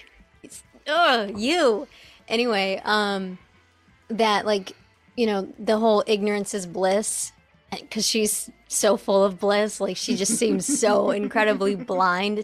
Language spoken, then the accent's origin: English; United States; as an American.